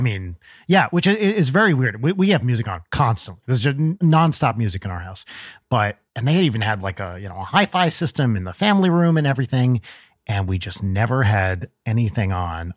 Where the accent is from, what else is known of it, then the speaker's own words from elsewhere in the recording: New Jersey, United States; I grew up in North Jersey.